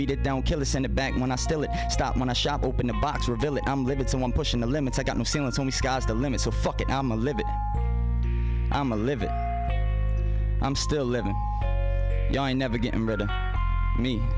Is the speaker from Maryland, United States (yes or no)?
yes; Baltimore, Maryland, United States; I was from Baltimore